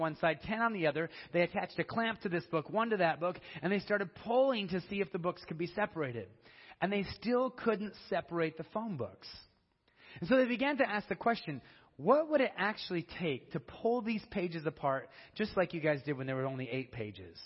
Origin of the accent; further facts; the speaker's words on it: Denver, Colorado, United States; I'm from Colorado. I'm from Denver